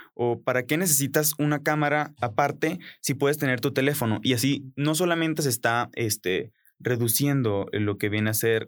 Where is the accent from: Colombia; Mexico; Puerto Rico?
Colombia; moved away; en Colombia, de donde yo vengo